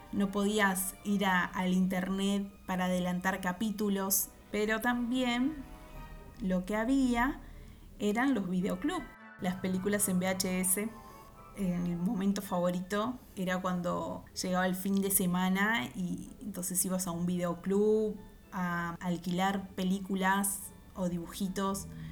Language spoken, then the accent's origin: Spanish; Uruguay; soy de Uruguay